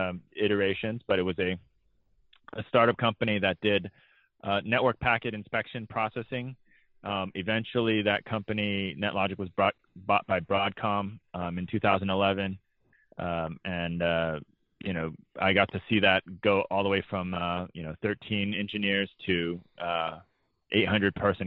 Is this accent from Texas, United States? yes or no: yes; Austin, Texas, United States; moved away; I grew up in Austin, Texas.